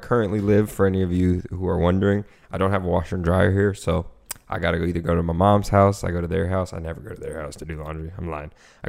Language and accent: English; Florida, United States; also born or lived in Tacoma, Washington; I'm from Florida.